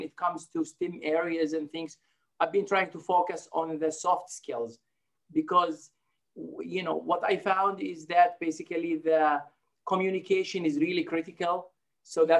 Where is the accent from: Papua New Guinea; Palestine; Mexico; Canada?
Palestine; moved away as an adult; also born or lived in Jordan / Oklahoma, United States; now in Rio Grande Valley, Texas, United States; originally I grew up in Palestine